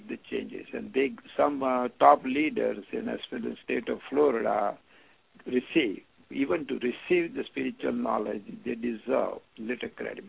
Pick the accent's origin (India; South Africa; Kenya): India; Mumbai, Maharashtra; moved away as an adult; now in United States; I was born in Bombay, India